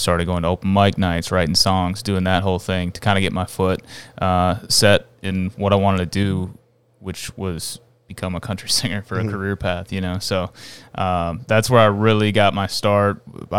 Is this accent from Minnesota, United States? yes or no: yes; Champlin, Minnesota, United States; Yeah, I grew up in Champlin.